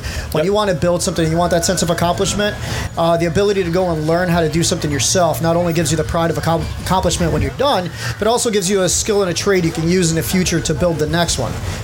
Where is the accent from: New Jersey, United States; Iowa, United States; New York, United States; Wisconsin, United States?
New Jersey, United States; Newark; I was raised in Newark